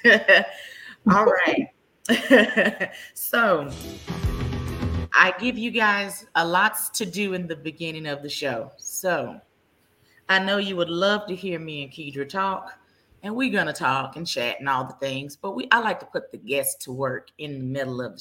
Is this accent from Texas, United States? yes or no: yes; Dallas, Texas, United States; I am from the Dallas area, born and raised